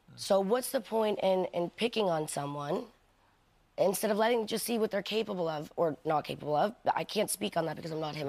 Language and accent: English; New York, United States; I'm from New York. I'm, I'm, I'm born and raised there